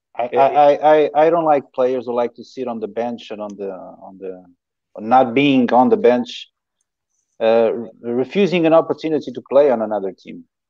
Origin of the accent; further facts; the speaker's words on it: Queluz, Lisbon, Portugal; I'm from Calouge